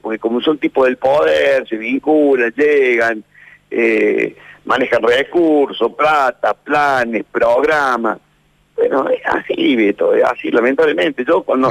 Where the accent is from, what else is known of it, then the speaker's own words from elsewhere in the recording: Argentina; somos los argentinos